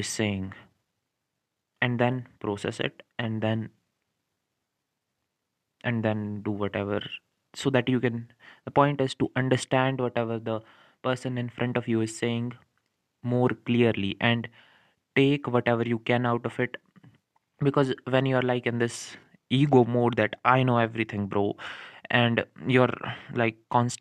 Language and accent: English; India; I'm from India